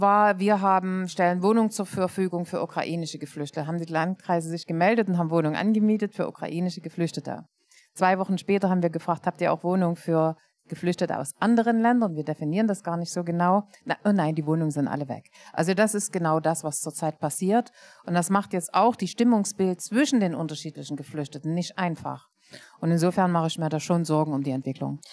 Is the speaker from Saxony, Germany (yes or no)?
yes; Leipzig, Saxony, Germany; Ich bin Leipzigerin